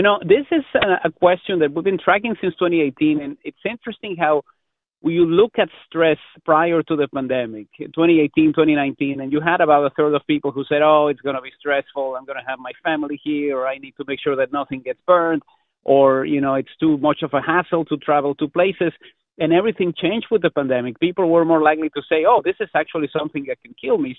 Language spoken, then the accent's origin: English; Mexico; now in Canada; growing up in Mexico